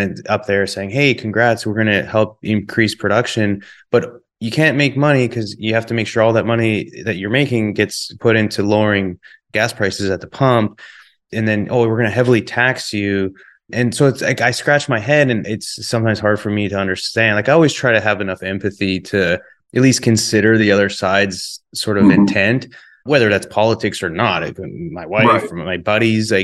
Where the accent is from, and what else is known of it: Calgary, Alberta, Canada